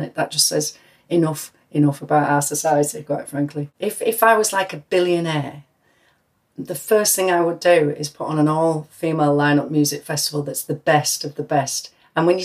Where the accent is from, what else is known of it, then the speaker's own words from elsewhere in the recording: United Kingdom; being British